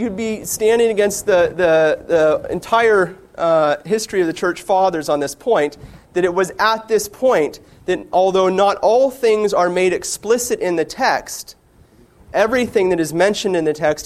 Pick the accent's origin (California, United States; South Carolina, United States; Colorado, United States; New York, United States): California, United States; now in Front Royal, United States; I am from California